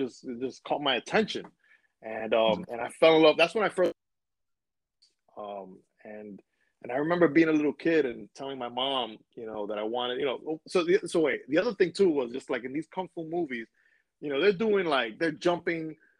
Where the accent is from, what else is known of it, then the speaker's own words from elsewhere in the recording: New York City, New York, United States; also born or lived in Williamsburg, Brooklyn; I was born in Williamsburg and raised in Washington Heights. For those who are not from New York, basically I was born in New York